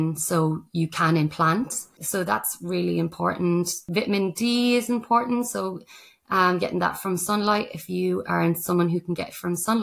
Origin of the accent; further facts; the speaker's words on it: Ireland; now in Australia; the Irish person